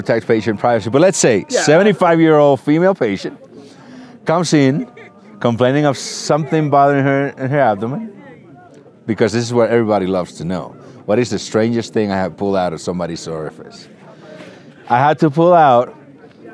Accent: Dominican Republic; moved away as an adult; also born or lived in Puerto Rico; now in Miami, United States; I was born and raised in the Dominican Republic. Went to medical school there

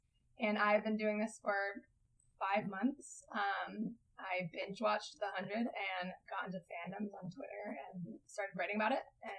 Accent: New England, United States; now in Vancouver, Canada; Yeah, now we hang out because we're both from New England area

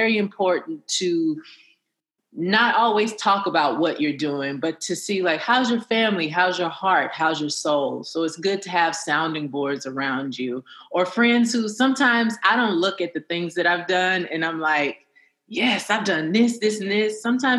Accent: Huntsville, Alabama, United States; I come from Huntsville, Alabama.

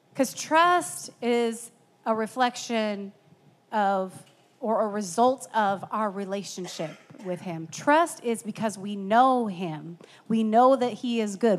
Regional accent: Iowa, United States; I grew up in Iowa, but I did not live on a farm

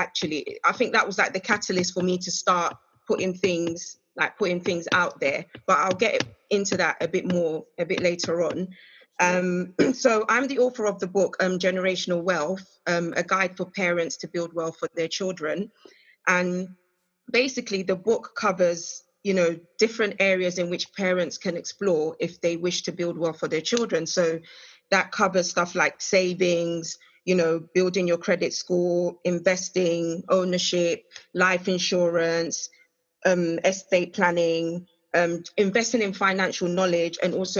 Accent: Ghana; I'm Ghanaian.

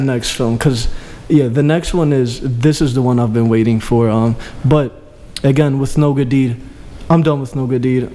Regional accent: Greece; moved away; my father is Albanian. My mom is Greek. I grew up in Greece

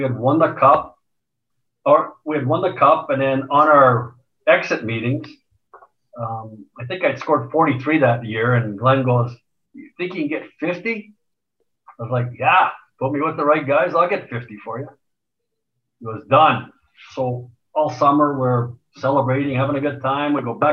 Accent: Montreal, Quebec, Canada; moved away as an adult; also born or lived in Edmonton; kid growing up in Montreal.

